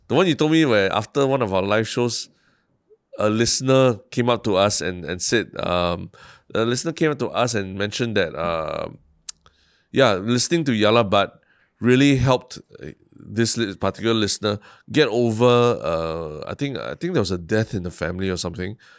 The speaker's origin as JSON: {"language": "English", "country": "Singapore", "tie": "born or raised there", "also_born_or_lived": "New York, United States", "said": "I've lived mostly in Central, uh, my, in my life"}